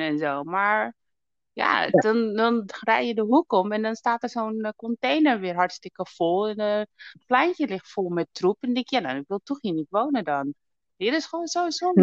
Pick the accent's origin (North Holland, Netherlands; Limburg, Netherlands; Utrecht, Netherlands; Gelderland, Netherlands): North Holland, Netherlands; Amsterdam; Zo in West geboren